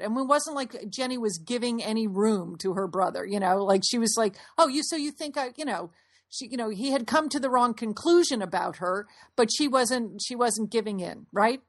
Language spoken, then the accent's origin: English; Fairfield, Connecticut, United States; we grew up in Fairfield, Connecticut